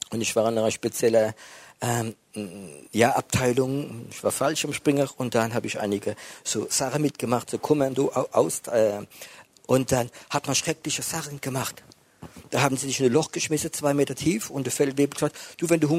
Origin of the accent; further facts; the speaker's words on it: France; German is a second language; bin Franzose. Das ist vielleicht etwas wie für Deutsche mehr ist, ich weiß es nicht.